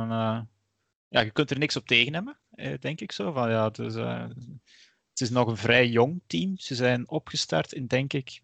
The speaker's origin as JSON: {"language": "Dutch", "region": "Flanders", "country": "Belgium", "said": "Want dat is als Vlaming, als Belg niet eh, vanzelfsprekend."}